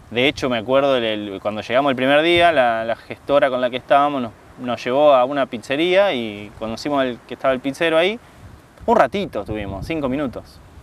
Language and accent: Spanish; Argentina; moved away as an adult; now in Italy